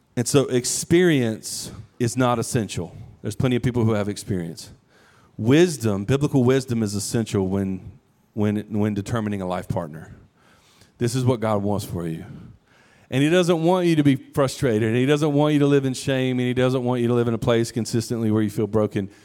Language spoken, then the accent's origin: English; United States; we're American, modern day American